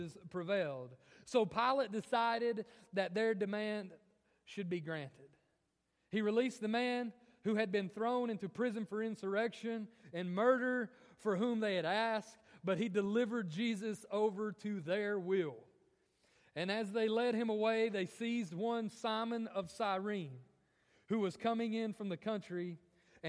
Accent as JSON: {"language": "English", "town": "Morristown", "region": "Tennessee", "country": "United States", "tie": "born or raised there", "said": "I grew up most of my life in Morristown, Tennessee."}